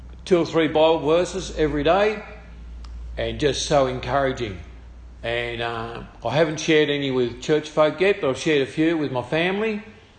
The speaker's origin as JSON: {"language": "English", "region": "Tasmania", "country": "Australia", "moved": "yes", "lives_now": "Maryborough, Australia", "said": "I come from Tasmania"}